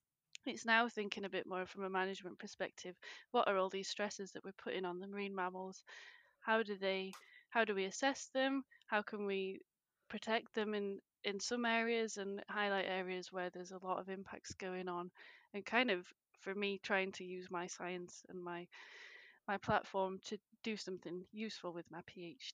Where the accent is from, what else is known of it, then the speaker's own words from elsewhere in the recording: England, United Kingdom; now in Scotland, United Kingdom; I'm from England, but live in Scotland now. I've lived in Scotland for the past 10 years.